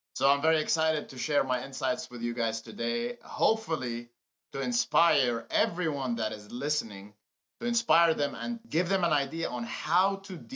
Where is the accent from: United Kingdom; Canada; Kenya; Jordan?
Jordan; Amman, Amman Governorate; moved away as an adult; now in United States; So I was born in Jordan, in Amman, Jordan